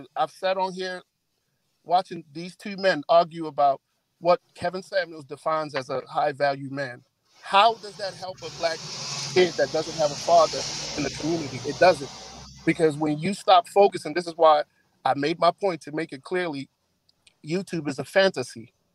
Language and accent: English; Nigeria; now in United States; I'm not a first generation, second generation. I was born and raised in Nigeria.